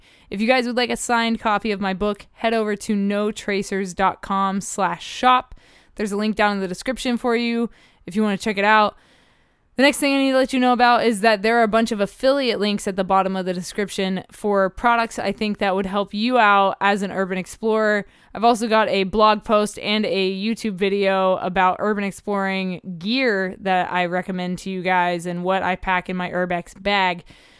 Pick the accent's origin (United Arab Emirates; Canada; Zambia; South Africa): United Arab Emirates; Abu Dhabi; also born or lived in Dubai; I grew up partially in the Middle East in Abu Dhabi and Dubai.